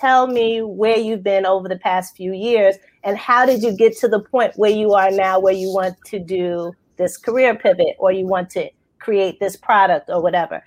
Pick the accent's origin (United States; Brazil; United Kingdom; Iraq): United States; New York; now in Baltimore, United States; New York standards, because that's my hometown